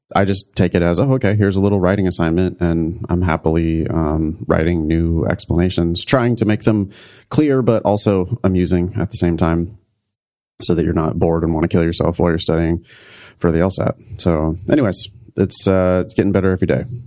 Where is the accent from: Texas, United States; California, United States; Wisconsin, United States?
California, United States; Central Valley of; my hometown in the Central Valley of California